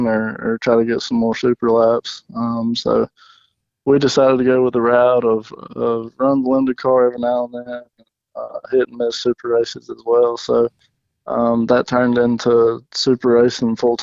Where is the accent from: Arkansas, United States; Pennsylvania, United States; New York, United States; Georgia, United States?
Georgia, United States; Commerce; I'm from Commerce, Georgia, which is about 20 minutes north of Athens